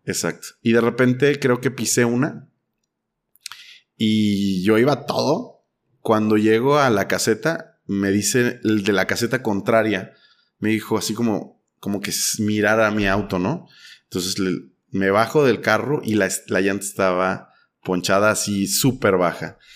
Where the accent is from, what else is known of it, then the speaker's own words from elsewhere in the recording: Mexico; como mexicano